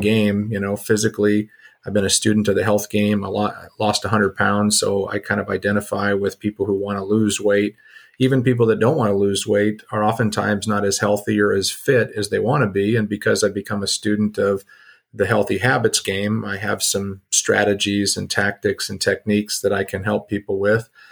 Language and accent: English; Southern California, United States; moved away as an adult; also born or lived in South Dakota; my background is I grew up in Southern California.